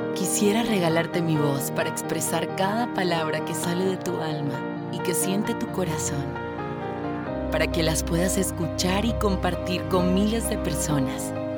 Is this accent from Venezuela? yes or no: no; Cartagena, Bolívar, Colombia; colombiana, de Cartagena de Indias. Una locutora caribe